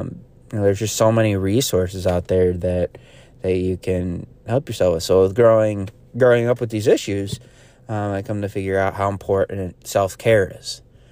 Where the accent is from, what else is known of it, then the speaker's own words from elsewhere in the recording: New York, United States; I I'm from Central New York area, so going up to the Adirondacks